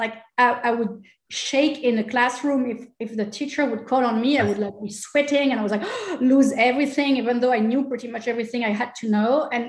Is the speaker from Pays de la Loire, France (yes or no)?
yes; Angers, Pays de la Loire, France; born there; No, I was born in Angers, which is northwest of France, for a very funny reason.